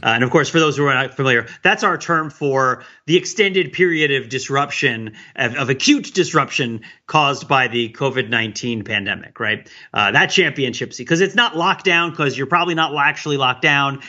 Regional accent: around New York City, United States; now in Boston, United States; I grew up around New York City

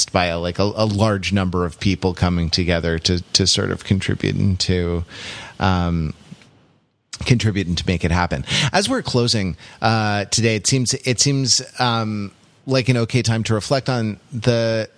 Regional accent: United States; an American

